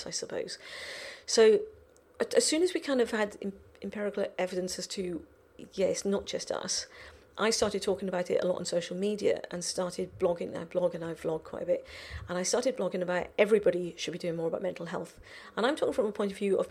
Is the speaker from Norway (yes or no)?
no; Welsh, Wales, United Kingdom; I'm Welsh